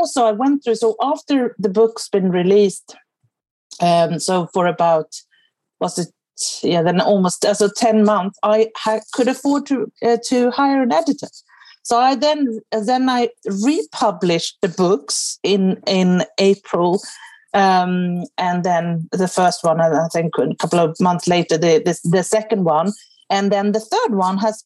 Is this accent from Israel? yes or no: no; Sweden; first language Swedish; English is a second language; now in England; I'm obviously Swedish